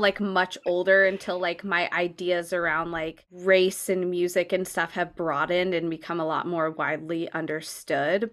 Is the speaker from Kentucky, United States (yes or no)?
no; California, United States; growing up in California